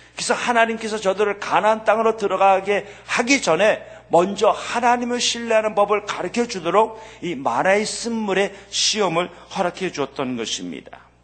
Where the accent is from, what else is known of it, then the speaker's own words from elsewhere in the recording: United States; 미국에서 자라면서